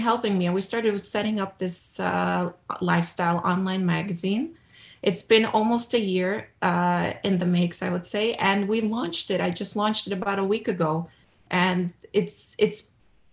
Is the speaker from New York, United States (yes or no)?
yes; New York City, New York, United States; now in New Jersey, United States; I was born and raised in America, in Brooklyn, New York